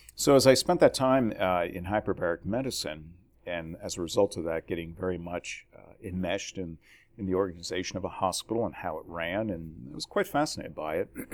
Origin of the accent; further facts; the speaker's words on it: New Jersey, United States; moved away; born and raised in New Jersey